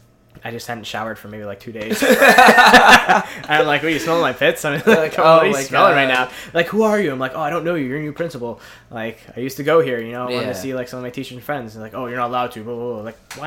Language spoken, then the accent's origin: English; Maspeth, New York, United States; Yeah, I was born in New York. I was born in Queens.